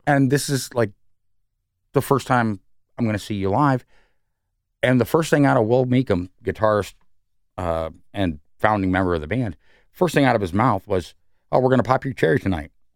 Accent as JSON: {"language": "English", "town": "New York City", "region": "New York", "country": "United States", "moved": "yes", "lives_now": "Columbus, United States", "said": "I'm from New York"}